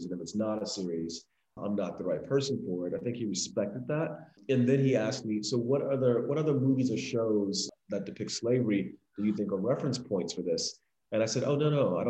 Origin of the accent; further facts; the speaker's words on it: Miami, Florida, United States; I am a filmmaker from Miami, Florida